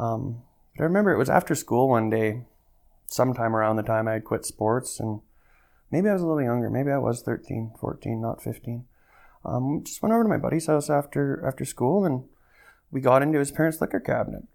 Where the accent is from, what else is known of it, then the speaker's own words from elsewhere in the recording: Calgary, Alberta, Canada; I've been born and raised in Calgary